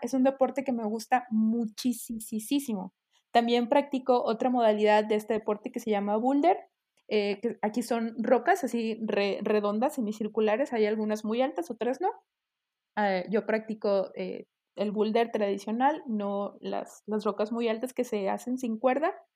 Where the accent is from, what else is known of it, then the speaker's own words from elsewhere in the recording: Mexico; un legado precolonial que tenemos nosotros como, mexicanos